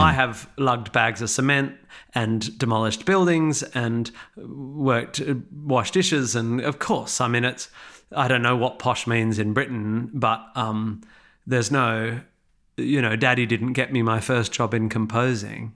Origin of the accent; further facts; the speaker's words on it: Perth, Western Australia, Australia; moved away as an adult; now in England; I grew up in Perth